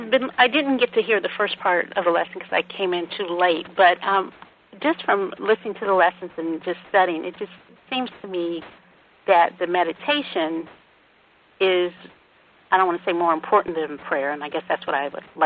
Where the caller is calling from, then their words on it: Decatur, Georgia, United States; I'm calling from Georgia.